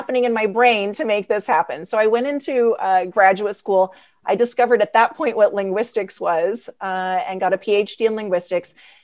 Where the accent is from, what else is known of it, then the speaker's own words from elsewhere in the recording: Idaho, United States; first language English; moved away; also born or lived in Francophone West Africa; I grew up in Idaho, which is very monolingual